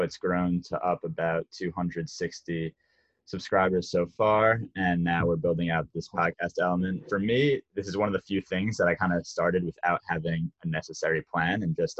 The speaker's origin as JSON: {"language": "English", "country": "United States"}